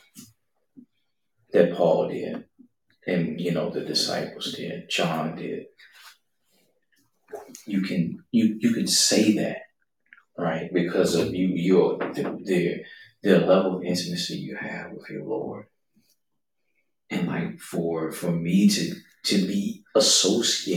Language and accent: English; United States; us as American Western believers